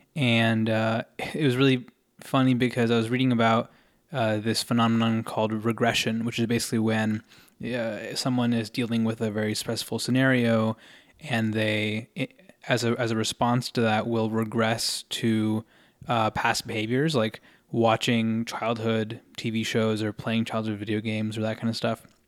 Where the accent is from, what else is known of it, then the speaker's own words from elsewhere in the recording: United States; I'm an Indian American individual